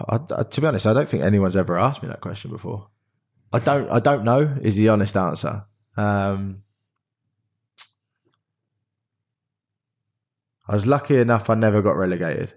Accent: Reading, South East England, United Kingdom; also born or lived in Australia; I was a kid from Reading

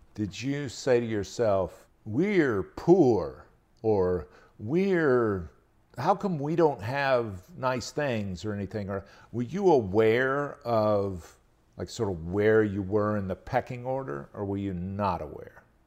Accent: Albany, Georgia, United States; now in North Carolina, United States; going down to my hometown, Albany, Georgia

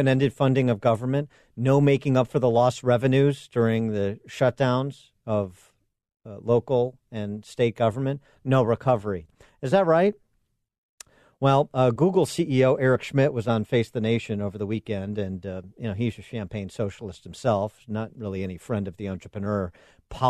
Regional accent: Illinois, United States; my home state of Illinois

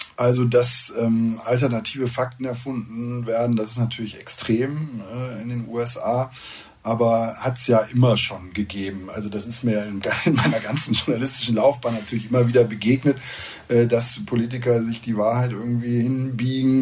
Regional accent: Rhine corridor, western Germany, North Rhine-Westphalia, Germany; now in United States; in der mhm. Rheinschiene, wo ich herkomme

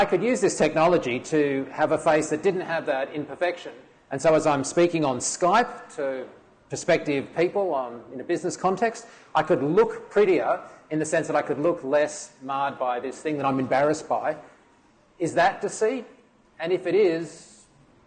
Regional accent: Australia; I'm Australian

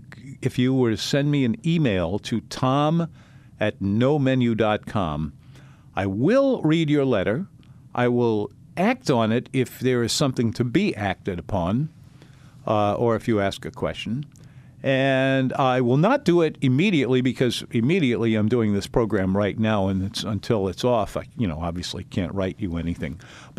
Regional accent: New Orleans, Louisiana, United States; I grew up in the Treme section, and so we were kind of in the middle of all of that, and it all seemed normal to us, and it was.

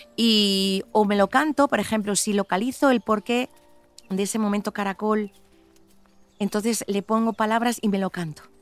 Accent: Cantabria, Spain; moved away; me llaman como cántabra

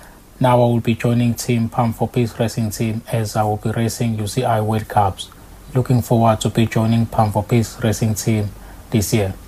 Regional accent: Hammarsdale, KwaZulu-Natal, South Africa; I grew up in Hammersdale, KZN.

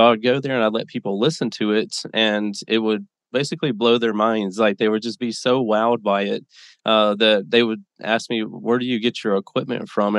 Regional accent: Mississippi, United States; moved away as an adult; now in Las Vegas, United States; I was born and raised in Mississippi, a little town, 20,000 people

